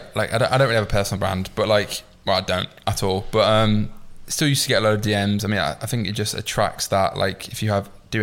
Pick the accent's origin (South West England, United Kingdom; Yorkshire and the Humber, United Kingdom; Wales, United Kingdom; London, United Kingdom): Yorkshire and the Humber, United Kingdom; York; moved away; I come from York.